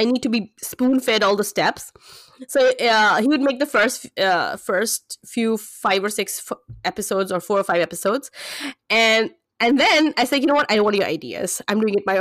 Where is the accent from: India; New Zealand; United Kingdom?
India; moved away as an adult; now in Canada; I come from India. I just migrated to Canada 2.5 years ago